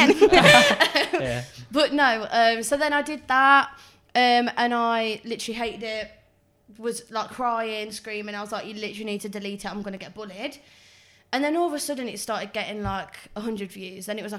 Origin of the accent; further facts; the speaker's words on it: Swadlincote, East Midlands, United Kingdom; I'm a girl. 20. I'm from Swad and I'm a singer.